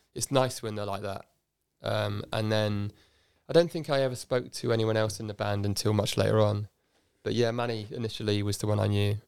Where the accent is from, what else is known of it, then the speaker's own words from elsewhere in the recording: Oxford, South East England, United Kingdom; also born or lived in Cardiff, Wales; I grew up in a suburb called Headington.